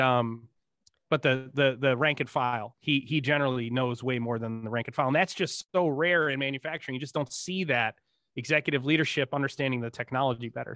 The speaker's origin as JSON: {"language": "English", "region": "Northeast", "country": "United States", "tie": "born or raised there", "said": "I grew up in the Northeast in the nineteen eighties"}